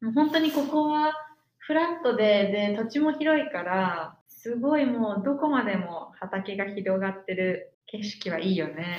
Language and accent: Japanese; Shizuoka, Japan; first language Japanese; moved away as an adult; now in Minnesota, United States; 私は静岡で育ったけど